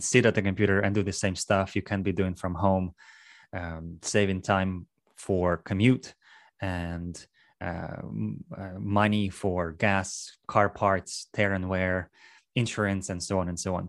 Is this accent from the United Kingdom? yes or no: no; Russia; moved away as an adult; also born or lived in New England / Maryland / Texas; now in Houston, United States; I am from Russia. I moved to U S about, uh, ten, eleven years ago now.